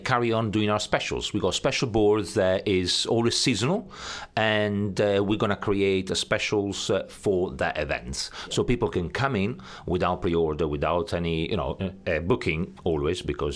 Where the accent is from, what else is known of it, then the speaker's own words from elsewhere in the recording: Modena, Emilia-Romagna, Italy; now in Southampton, United Kingdom; I'm from Modena, next door to Bologna